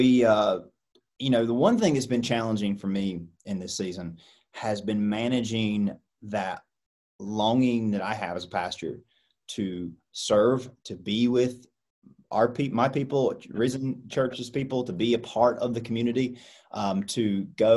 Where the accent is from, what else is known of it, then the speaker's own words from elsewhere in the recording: United States; as an American